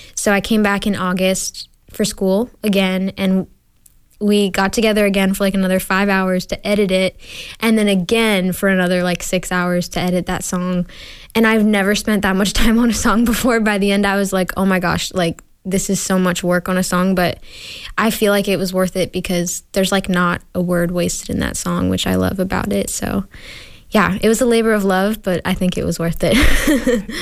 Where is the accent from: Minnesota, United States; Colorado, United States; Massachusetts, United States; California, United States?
Massachusetts, United States; Sudbury; moved away as an adult; now in Nashville, United States; I grew up in Sudbury, Massachusetts my whole life